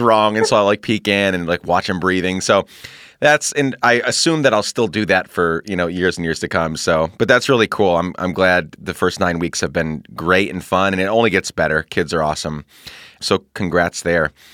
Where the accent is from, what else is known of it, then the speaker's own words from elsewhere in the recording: Guatemala; moved away; also born or lived in Honduras; I grew up in Guatemala